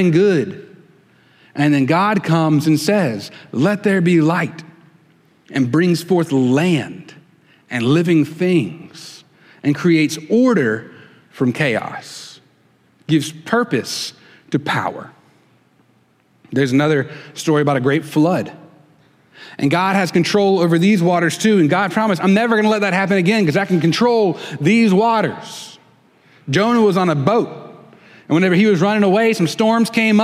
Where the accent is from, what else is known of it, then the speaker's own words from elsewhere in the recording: the Wiregrass, Alabama, United States; now in Mobile Bay area, United States; I'm from the Wiregrass